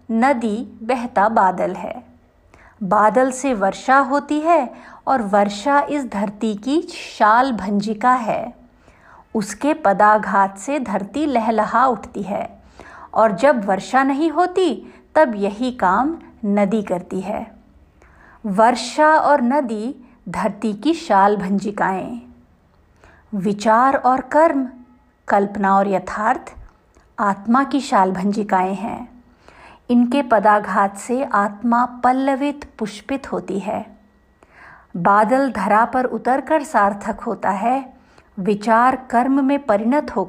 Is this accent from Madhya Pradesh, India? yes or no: yes; Jabalpur, Madhya Pradesh, India; मेरे पिता गुजरात के एक गाँव से आकर मध्य प्रदेश के जबलपुर में बस गए मेरा जन्म जबलपुर में हुआ बचपन में गुजरात आना जाना चलता रहा